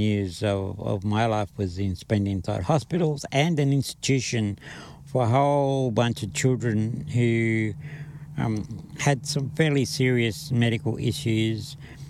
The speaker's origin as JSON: {"language": "English", "town": "Charleville", "region": "Queensland", "country": "Australia", "tie": "born there", "said": "they came up to where I was born in Charleville, Western Queensland, saw me and knew that they were going to care for me."}